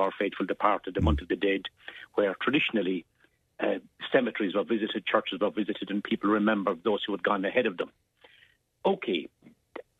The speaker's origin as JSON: {"language": "English", "area": "Glen of Aherlow", "region": "Munster", "country": "Ireland", "tie": "born or raised there", "said": "growing up in the Glen of Aherlow"}